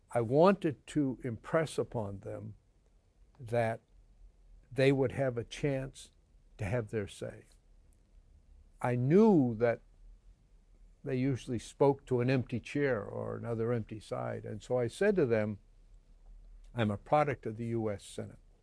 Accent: United States; I am an American, very proud of it, always will be

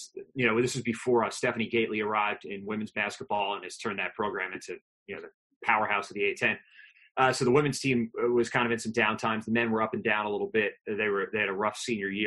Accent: New Jersey, United States; growing up in New Jersey

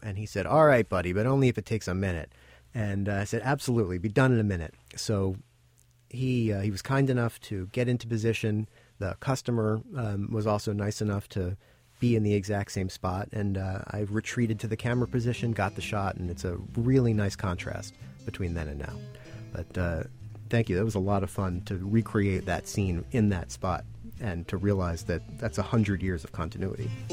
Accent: Baltimore, Maryland, United States; moved away as an adult; now in New York, United States; I'm originally from Baltimore

